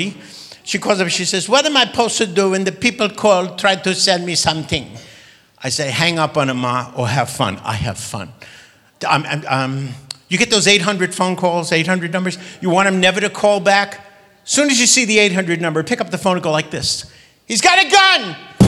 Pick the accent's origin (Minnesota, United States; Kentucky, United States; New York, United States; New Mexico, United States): New York, United States; New York City; I grew up in Sheepshead Bay, Brooklyn